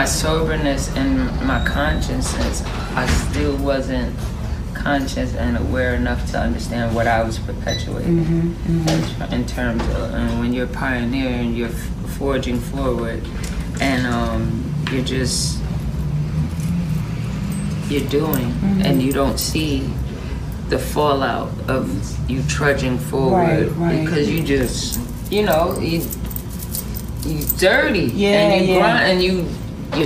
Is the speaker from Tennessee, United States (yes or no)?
no; New York City, New York, United States; also born or lived in Atlanta; I am born and raised from the Boogie Down Bronx